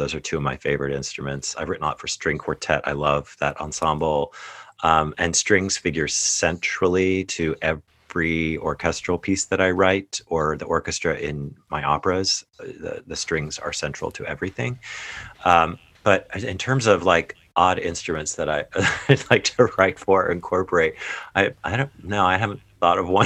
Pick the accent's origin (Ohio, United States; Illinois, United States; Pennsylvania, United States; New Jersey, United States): Ohio, United States; moved away as an adult; I participated in choirs growing up in Ohio